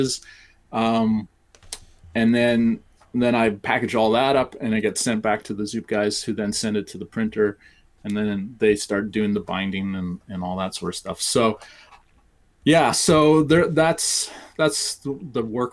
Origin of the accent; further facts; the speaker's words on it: Canada; I'm Canadian